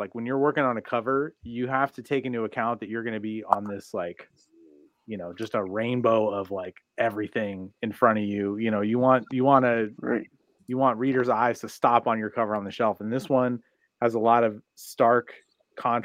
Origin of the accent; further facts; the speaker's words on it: Portland, Oregon, United States; I'm from Portland, Oregon